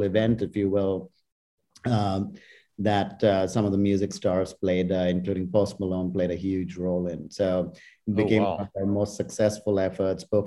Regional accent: India; moved away; I was growing up in India

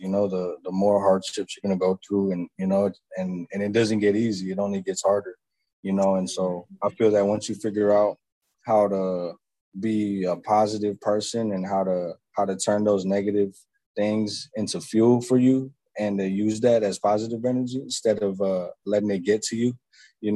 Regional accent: Maryvale, Arizona, United States; I grew up in Maryville, you know, in the heart of the city

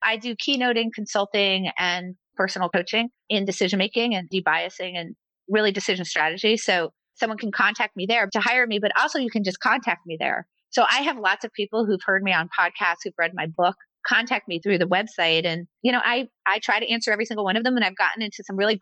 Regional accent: United States; I was born in America

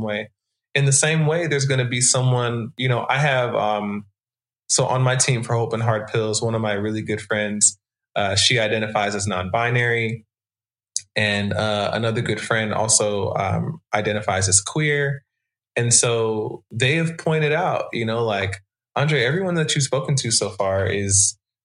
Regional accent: Atlanta, Georgia, United States; I grew up in Atlanta in a Christian context, mostly as a Black person to Jamaican immigrants

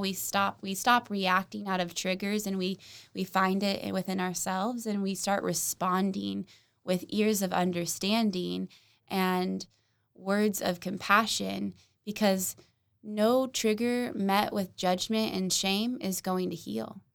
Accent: Oklahoma City, Oklahoma, United States; I grew up in North Oklahoma City

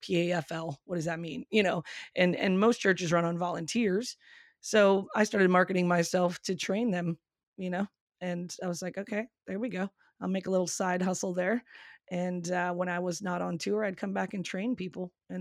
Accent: Michigan, United States; I grew up in Michigan. I can't get it out of my blood

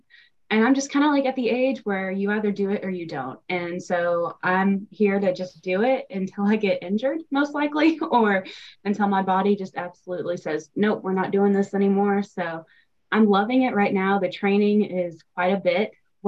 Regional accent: Arkansas, United States; I'm from Arkansas. I'm 27 years old

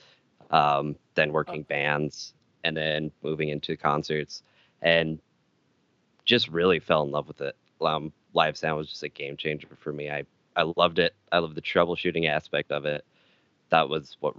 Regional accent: Jensen, Utah, United States; moved away as an adult; also born or lived in Arizona; I grew up in a very small town called Jensen, Utah

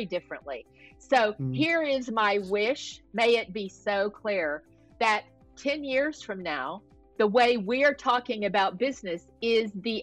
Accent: the South, United States; now in California, United States; I grew up in the South, so I'm a pretty good Southern cook

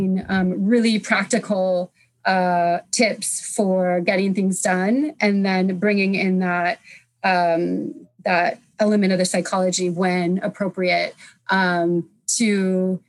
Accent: United States; moved away as an adult; also born or lived in France; now in United Kingdom; I'm from America originally. I was living in France at the time. So I moved to the UK to do this work

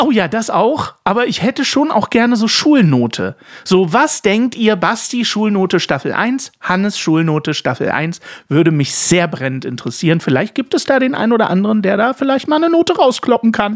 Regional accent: Dresden, Saxony, Germany; als in Dresden geborener und die gesamte Verwandtschaft im Osten

